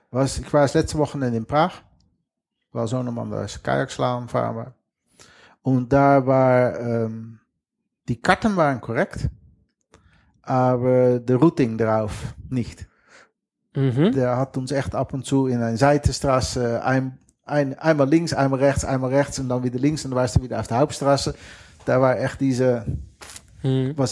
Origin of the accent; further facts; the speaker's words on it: western Netherlands, Netherlands; accent: Dutch; German is a second language; Wie die Zuhörer gehört haben, habe ich ein fettes holländisches Akzent.